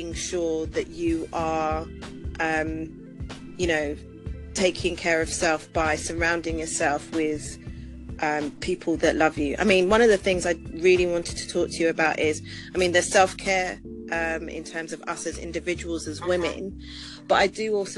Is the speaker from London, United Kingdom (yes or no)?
yes; London, United Kingdom; also born or lived in Preston; I grew up in London